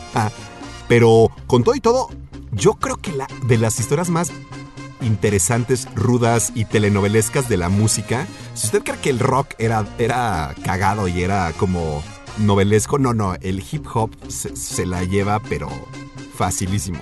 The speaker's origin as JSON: {"language": "Spanish", "region": "Mexico City", "country": "Mexico", "also_born_or_lived": "Bellevue, Washington, United States", "moved": "as an adult", "said": "pues yo vengo del DF, ¿no?"}